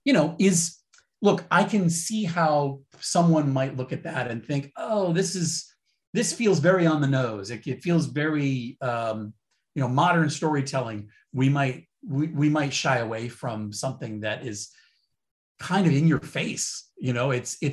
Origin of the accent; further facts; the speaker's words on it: Rhode Island, United States; when you're a kid growing up in Rhode Island